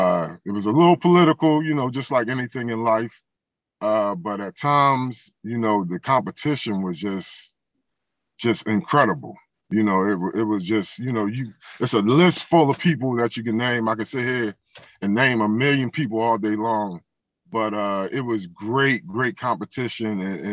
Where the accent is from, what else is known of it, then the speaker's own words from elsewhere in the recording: Philadelphia, Pennsylvania, United States; Well, I'm, you know, born and raised in Philadelphia, Pennsylvania.